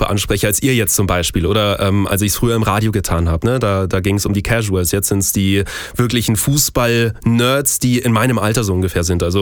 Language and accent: German; Munich, Bavaria, Germany; ich bin gebürtiger Münchner, ähm, bin dementsprechend auch, und so ehrlich muss ich sein, kein VfB Stuttgart-Fan